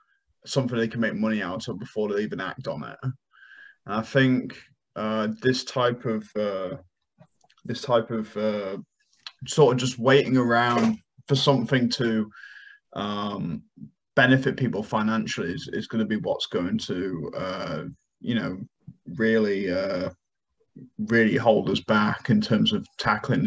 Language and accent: English; Carlisle, North West England, United Kingdom; moved away; My hometown had horrendous flooding